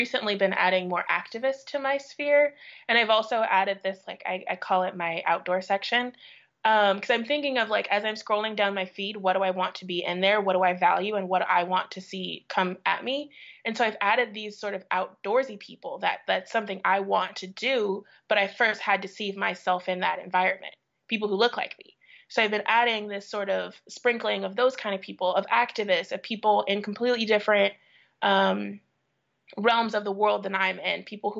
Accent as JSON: {"language": "English", "region": "Midwest", "country": "United States", "tie": "born or raised there", "said": "How has it been having friends who grew up in the American South when I grew up in the Midwest?"}